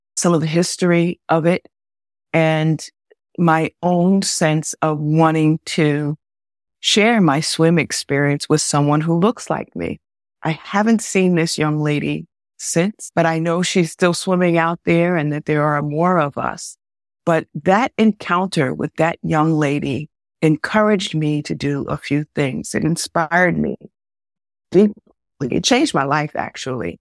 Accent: Westchester, New York, United States; I grew up in Westchester

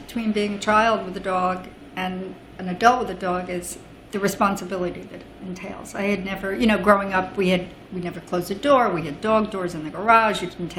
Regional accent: Roslyn, New York, United States; now in New York City, United States; Well, I grew up on Long Island, which is about, my home was in a town called Roslyn, small town.

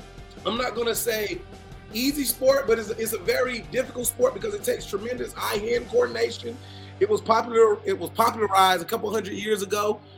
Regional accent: Florida, United States; growing up in Florida

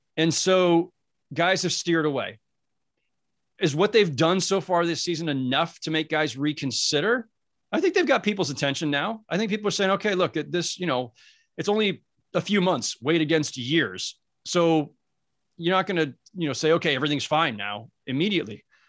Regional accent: Northern California, United States; moved away as an adult; also born or lived in Los Angeles; I'm from Northern California originally, so I didn't even grow up in a, in a Laker crazed environment.

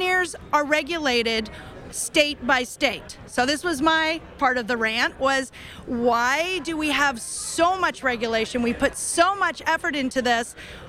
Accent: Washington, United States; And even in my home state of Washington, we have an alternate paraprofessional.

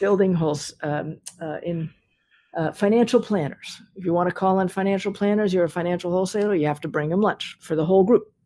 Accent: Newton, Massachusetts, United States; I grew up in Newton

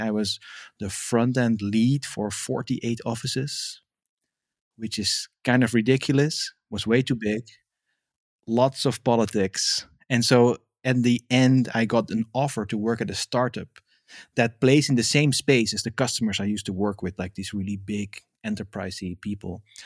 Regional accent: Amsterdam, North Holland, Netherlands; first language Dutch; English is a second language; moved away as an adult; now in France; I'm originally, uh, born and raised in Amsterdam, and now I live in France in the countryside

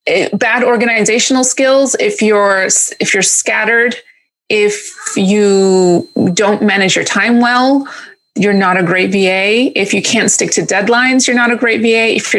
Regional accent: Greece; moved away as an adult; also born or lived in New York; now in England; So my family's actually from Greece. So I was born in New York and I left when I was 11 and we moved to Greece. And I spent high school there.

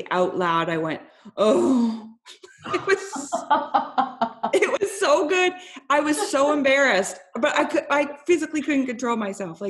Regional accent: Canada; I'm Canadian

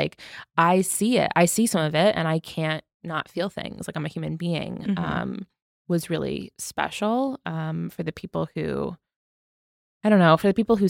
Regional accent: United Kingdom; Like, we support you. We're British and we support you. You're loved here.

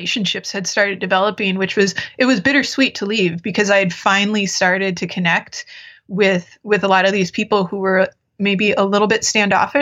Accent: Fargo, North Dakota, United States; also born or lived in Minnesota; now in Minneapolis, United States; I grew up in Fargo, North Dakota

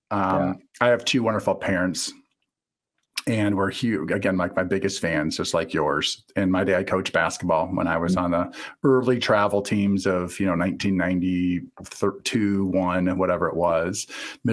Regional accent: Eastern Iowa, United States; I'm from Eastern Iowa, and there's a lot of similarities there in a lot of ways. And, you know, I grew up in a small town of 6,000 people.

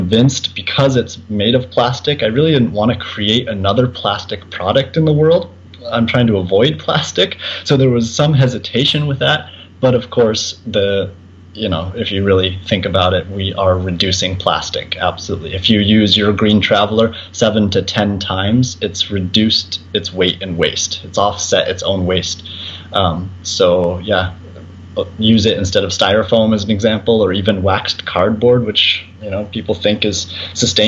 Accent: Colorado, United States; Born and raised in Colorado

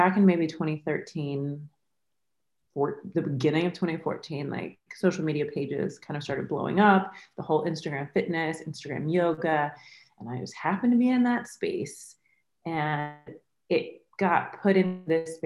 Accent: the South, United States; moved away as an adult; also born or lived in Florida / Mississippi / South Florida; now in New York, United States; I grew up in the South, like between North Florida and Mississippi

